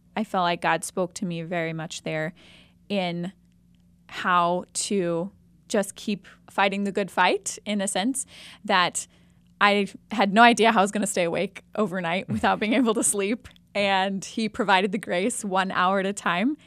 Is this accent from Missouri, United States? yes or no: yes; Jefferson City, Missouri, United States; I'm originally from Jefferson City, Missouri, so just about two hours west of here, and I'm twenty-eight